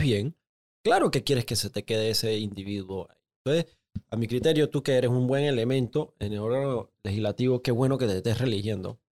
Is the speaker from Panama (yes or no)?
yes; Panama